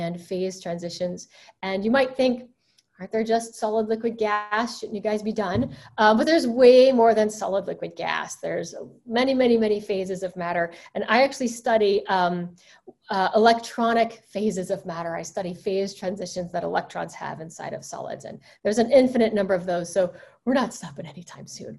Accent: Alabama, United States; I used to find hunks of quartz in my backyard growing up in Alabama

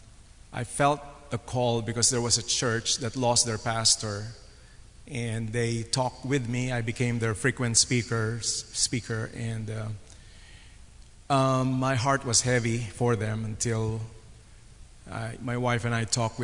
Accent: Manila, Metro Manila, Philippines; moved away as an adult; now in United States; I'm from the Philippines. I was born in Manila. I grew up there

